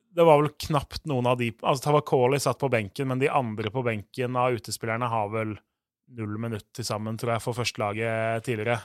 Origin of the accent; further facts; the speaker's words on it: Oslo, Norway; jeg er jo fra Groruddalen sjøl